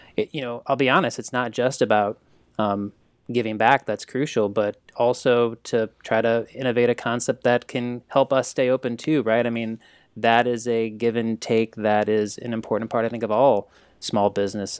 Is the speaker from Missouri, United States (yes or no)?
yes; St. Louis, Missouri, United States; I grew up here in St. Louis